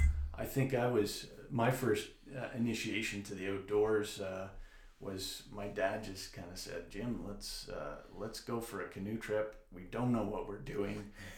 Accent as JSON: {"language": "English", "town": "Burlington", "region": "Ontario", "country": "Canada", "also_born_or_lived": "Kingston, Ontario", "moved": "yes", "lives_now": "Sudbury, Canada", "said": "I'm an import from Burlington."}